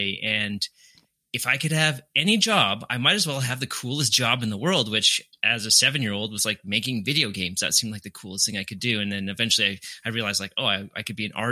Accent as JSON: {"language": "English", "town": "Winnipeg", "region": "Manitoba", "country": "Canada", "tie": "born or raised there", "also_born_or_lived": "Calgary, Alberta, Canada", "said": "So I was born in Calgary, Canada. Then when I was either 3 or 4, I moved to Winnipeg, which is the city where I went to university"}